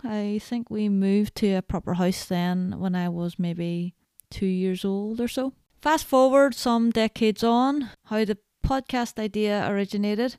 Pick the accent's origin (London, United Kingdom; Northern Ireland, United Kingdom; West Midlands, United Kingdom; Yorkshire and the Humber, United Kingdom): Northern Ireland, United Kingdom; growing up in Northern Ireland, there are things that are, you know, very specific to the culture here